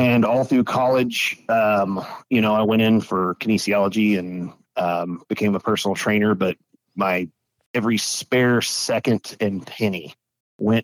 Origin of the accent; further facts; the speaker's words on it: Weatherford, Texas, United States; I grew up in Weatherford, Texas